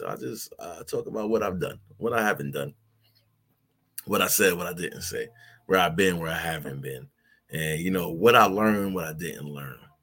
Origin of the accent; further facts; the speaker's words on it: New York City, New York, United States; I'm from New York City